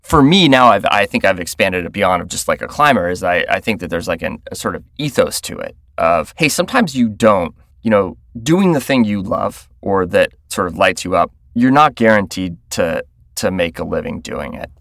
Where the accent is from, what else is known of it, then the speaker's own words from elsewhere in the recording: Florida, United States; moved away; I grew up in Florida, and I grew up in the suburbs of Florida